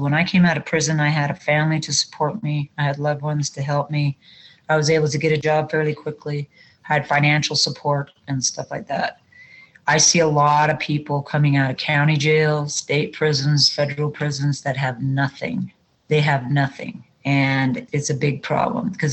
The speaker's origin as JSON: {"language": "English", "region": "Wyoming", "country": "United States", "tie": "born or raised there", "said": "I live in my hometown. I've lived here all my life, was born and raised here"}